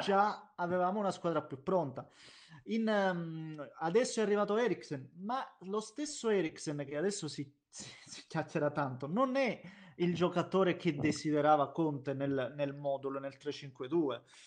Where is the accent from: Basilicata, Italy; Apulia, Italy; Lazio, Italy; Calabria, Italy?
Basilicata, Italy; sono lucano, abito in Basilicata